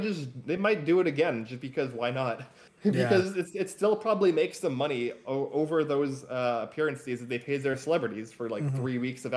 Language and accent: English; United States; me as an American